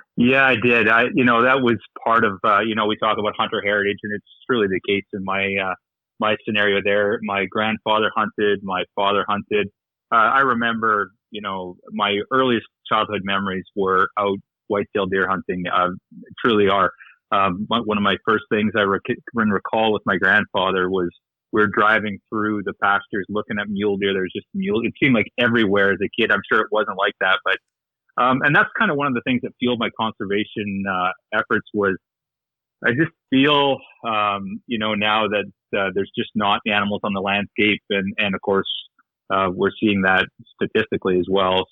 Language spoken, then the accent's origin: English; north of Medicine Hat, Alberta, Canada; now in Victoria, Canada; north of Medicine Hat, uh, farming, small farming community. Grew up on a farm